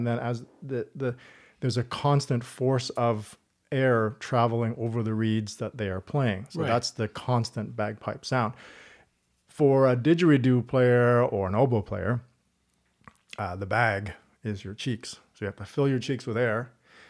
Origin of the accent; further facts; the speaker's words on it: East Coast, Canada; also born or lived in Toronto; Born in Toronto, grew up on the East Coast.